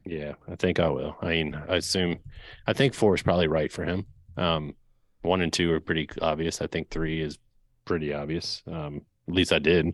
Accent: Dinwiddie, Virginia, United States; I was from Dinwiddie, so border town

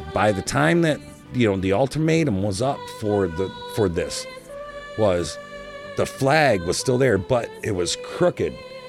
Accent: United States; I'm an American

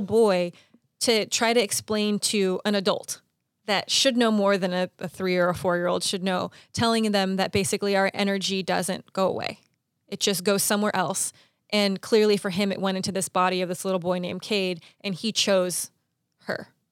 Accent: Pasadena, California, United States; I grew up in Pasadena

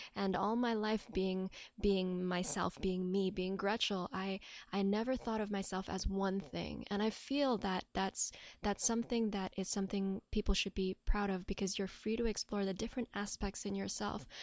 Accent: Hong Kong; I'm born and raised in Hong Kong

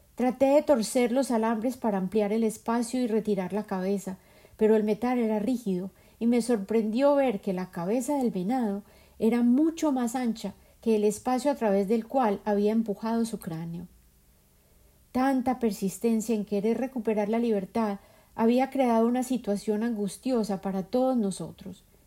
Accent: Colombia; now in United States; Yo habito a Norteamérica físicamente y mi imaginación se nutre persistentemente de mi tierra natal, Colombia

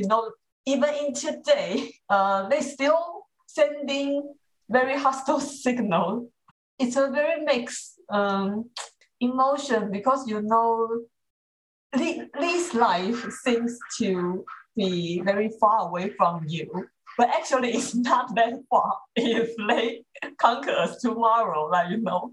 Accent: Taipei, Taiwan; I was born in Taipei

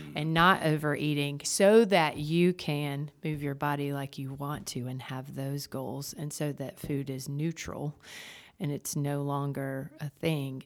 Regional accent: Jamestown, North Carolina, United States; now in Wilmington, United States; I grew up in Jamestown, North Carolina, and came to U N C

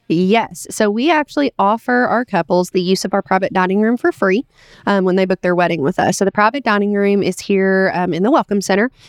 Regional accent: Richmond, Kentucky, United States; Richmond, it is my hometown

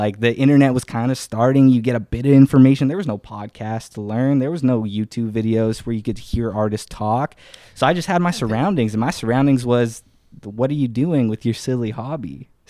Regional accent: Winnipeg, Manitoba, Canada; I grew up in Winnipeg.

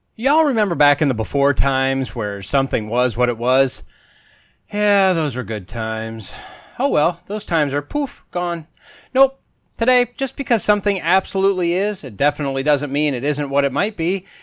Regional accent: United States; as an American and a human

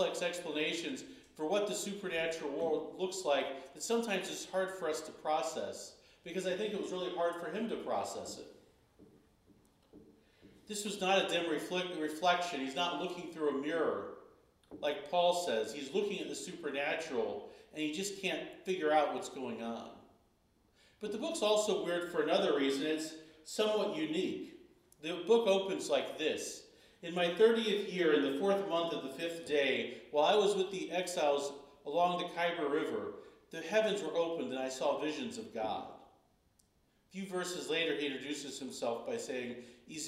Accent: Florida, United States; one of the little towns that I grew up in Florida

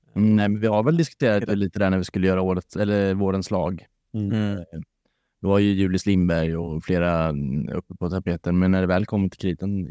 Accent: Varberg, Halland County, Sweden; Jag är från Varberg

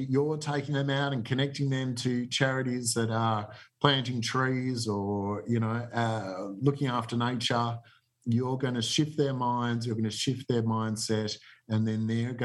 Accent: Melbourne, Victoria, Australia; also born or lived in Hawthorn; I grew up in Borwon, North Borwon, pretty sort of middle-class upbringing

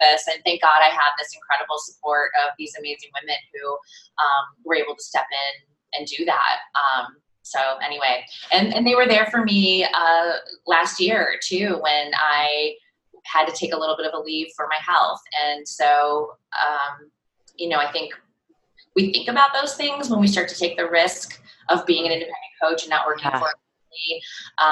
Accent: Cleveland, Ohio, United States; moved away as an adult; now in Brooklyn, United States; I know I'm in Brooklyn now, but I'm originally from Cleveland, Ohio, so I do have some of those Midwest hardworking sensibilities. And I moved to New York 20 years ago.

